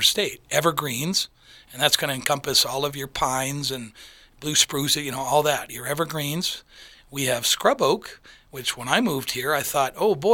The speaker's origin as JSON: {"language": "English", "region": "Michigan", "country": "United States", "tie": "born or raised there", "said": "I grew up in Michigan"}